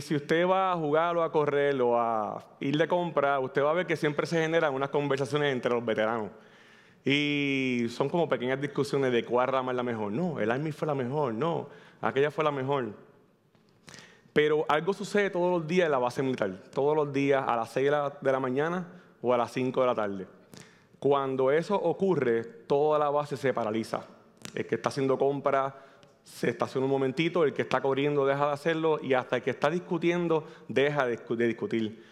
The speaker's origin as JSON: {"language": "Spanish", "town": "Manatí", "country": "Puerto Rico", "said": "vengo del pueblo de Manatí, casi Ciales"}